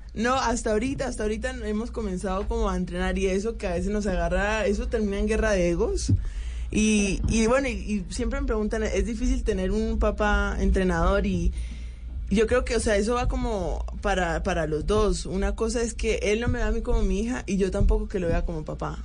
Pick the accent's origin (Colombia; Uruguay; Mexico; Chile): Colombia; now in Turkey; yo soy colombiana